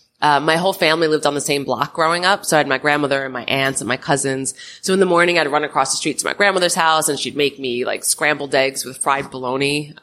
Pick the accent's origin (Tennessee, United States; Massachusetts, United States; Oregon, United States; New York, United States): New York, United States; Long Island; I was born on Long Island.